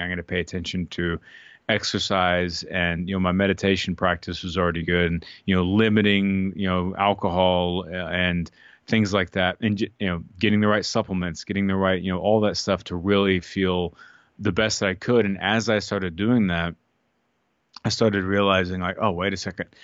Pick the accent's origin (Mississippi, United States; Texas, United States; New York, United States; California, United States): Texas, United States; Austin; growing up in Austin, you know, eating Tex-Mex